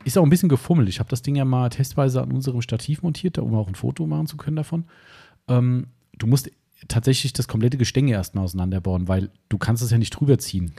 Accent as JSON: {"language": "German", "region": "Hesse", "country": "Germany", "accent": "Hessian", "said": "meinen hessischen Dialekt"}